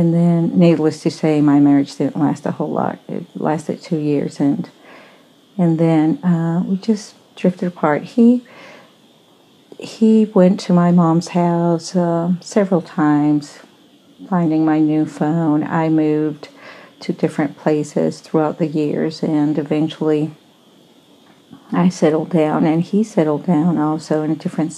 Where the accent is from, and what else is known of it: Colombia; born or raised there; moved away